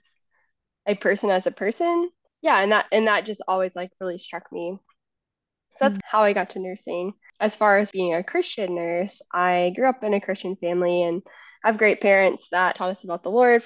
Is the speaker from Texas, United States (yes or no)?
no; Richmond, Virginia, United States; I grew up in Richmond